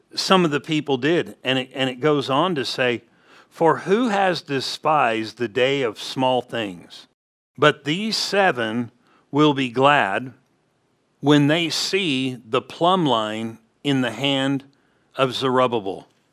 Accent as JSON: {"language": "English", "region": "California", "country": "United States", "tie": "born or raised there", "said": "growing up in California, we would go to Montana"}